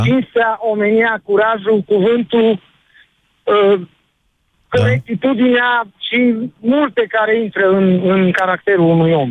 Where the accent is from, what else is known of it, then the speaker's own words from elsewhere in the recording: Cluj-Napoca, Cluj County, Romania; Sunt din Cluj